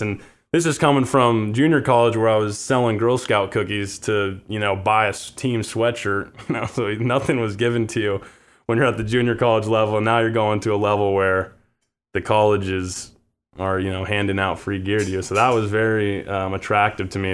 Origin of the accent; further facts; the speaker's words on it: Bend, Oregon, United States; moved away as an adult; also born or lived in Pasadena, California / La Cañada Flintridge, California; my family moved up to Bend, Oregon. That's where I went to middle school, high school